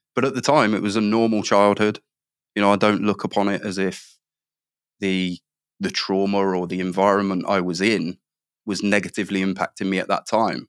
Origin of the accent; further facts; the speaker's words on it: Midlands, United Kingdom; I grew up in the Midlands